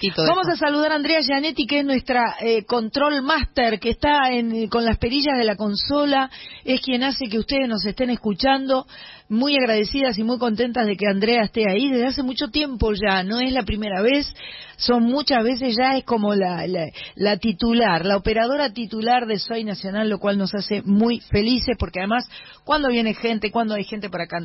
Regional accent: Argentina; está queriendo apoyarnos a los a los bosteros, este, a los porque somos argentinos

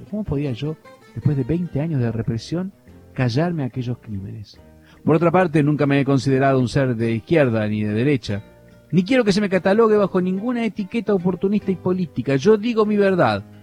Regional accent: Cuba; moved away; Tal es así que cuando salí de Cuba, mis novelas eran textos de estudios en la Universidad de New York

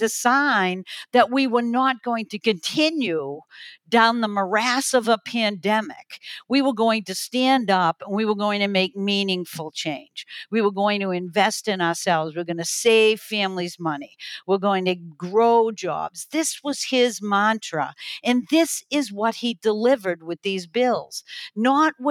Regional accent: New England, United States; a kid growing up in New England

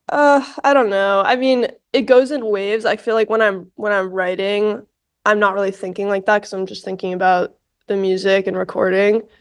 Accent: New York City, New York, United States; I grew up in New York, I grew up in New York City

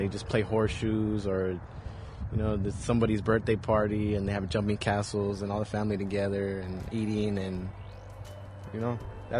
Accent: Tucson, Arizona, United States; Tucson is my hometown, somewhere I was born and raised.

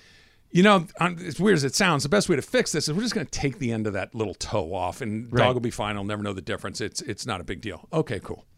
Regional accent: Arcadia, California, United States; We grew up in Arcadia, and so there's raccoons and possums and all of those things running all over the place.

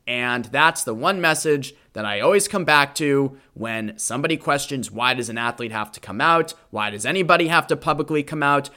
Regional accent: Boston, Massachusetts, United States; The Boston Marathon in my hometown

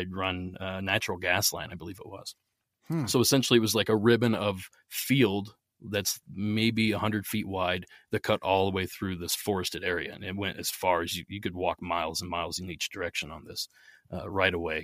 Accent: Southeast Ohio, United States; I grew up in Southeast Ohio. If you're familiar with the area, it's about halfway between Pittsburgh and Columbus

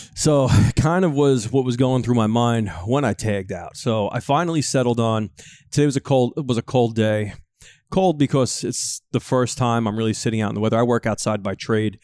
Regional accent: Northeast, United States; growing up in the Northeast

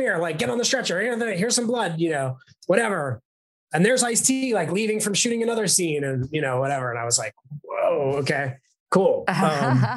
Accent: New York City, New York, United States; moved away as an adult; also born or lived in Los Angeles; I'm from New York City and I grew up there and I started acting from New York City and then moved out to Los Angeles when I was about 25

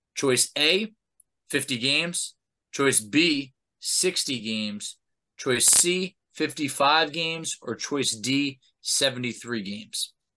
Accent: New York, United States; I grew up in New York.

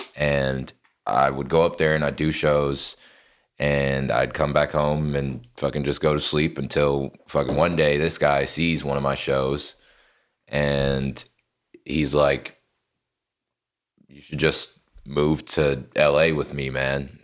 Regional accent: Lexington, North Carolina, United States; moved away as an adult; now in Los Angeles, United States; Born and raised there, grew up all fucking eighteen years of my childhood there

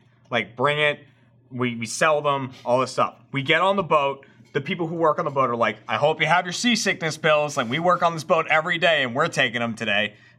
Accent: Boston, Massachusetts, United States; moved away; So I'm from Boston originally

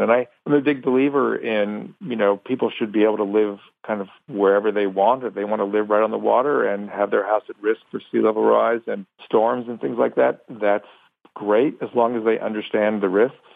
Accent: California, United States; I grew up in California

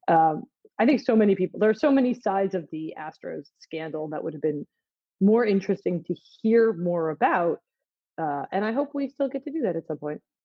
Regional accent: Philadelphia, Pennsylvania, United States; I'm from Philly

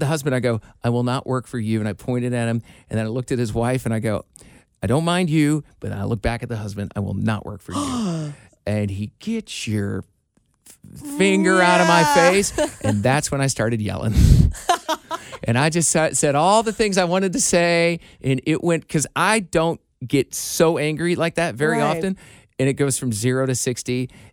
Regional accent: Iowa, United States; moved away; my hometown in Iowa

